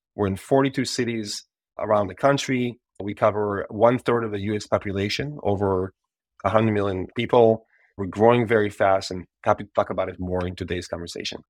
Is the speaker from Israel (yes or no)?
yes; Israel; moved away as an adult; I'm Israeli born and raised